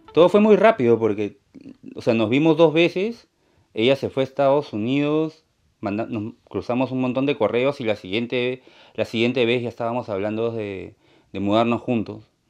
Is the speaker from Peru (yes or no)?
yes; Peru; moved away as an adult; also born or lived in Lima; now in Maine, United States; yo soy de Perú